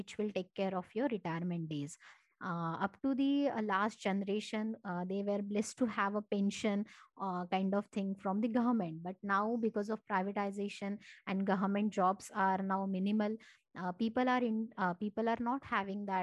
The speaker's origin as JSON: {"language": "English", "area": "Marathi", "region": "Maharashtra", "country": "India", "first_language": "Marathi", "second_language": "English", "said": "Marathi, which is my mother tongue."}